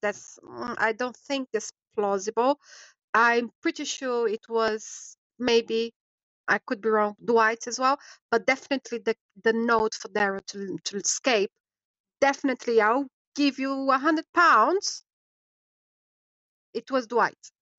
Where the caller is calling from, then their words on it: London, United Kingdom; I'm calling from London, UK.